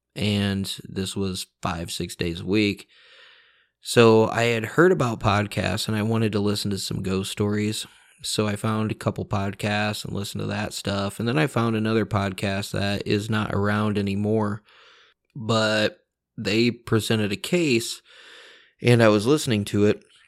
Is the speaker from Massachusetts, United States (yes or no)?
no; Indiana, United States; I'm from Indiana